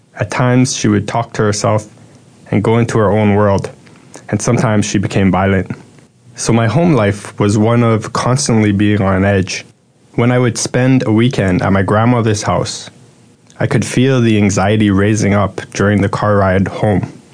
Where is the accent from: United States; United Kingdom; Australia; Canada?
Canada; Toronto, Ontario; I was born in Toronto, Canada